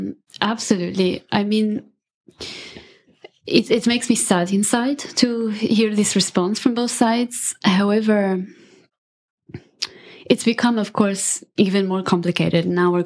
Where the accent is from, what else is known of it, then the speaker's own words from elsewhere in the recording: Italy; Yeah. It was a matriarchy for sure.